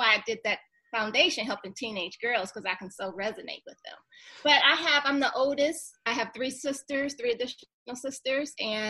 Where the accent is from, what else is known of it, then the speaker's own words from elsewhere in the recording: Detroit, Michigan, United States; moved away as an adult; also born or lived in Seattle, Washington; now in Atlanta, United States; So growing up in Detroit